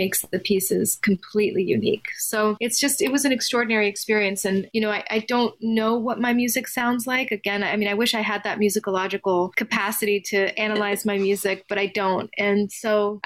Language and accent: English; Nogales, Arizona, United States; also born or lived in Italy; I immigrated from Italy when I was very young to the Mexican border, to Nogales, Arizona